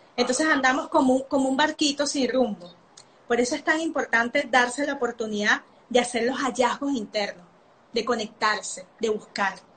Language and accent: Spanish; Venezuela; moved away; Yo soy nacida en Venezuela